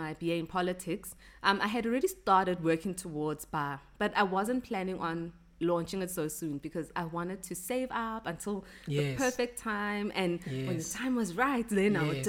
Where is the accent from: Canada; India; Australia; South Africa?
South Africa; Ekurhuleni, Gauteng; also born or lived in Johannesburg; I grew up in the East Rand.